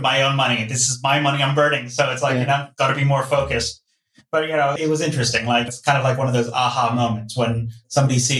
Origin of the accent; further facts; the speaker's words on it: Hong Kong; moved away; I always had a keen interest in business growing up in Hong Kong.